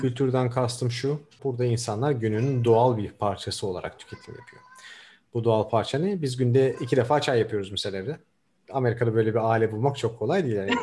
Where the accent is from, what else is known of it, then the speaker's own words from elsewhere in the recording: Diyarbakır, Diyarbakır Province, Turkey; also born or lived in Ankara, Turkey / Denmark; now in San Francisco, United States; ben biraz da Güney Diyarbakır doğumluyum. Orada büyüdüm.